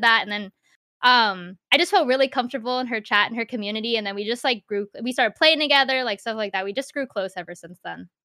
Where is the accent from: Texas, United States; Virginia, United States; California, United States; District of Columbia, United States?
Virginia, United States; Central; I've been living in Central Virginia since I was, like, four years old.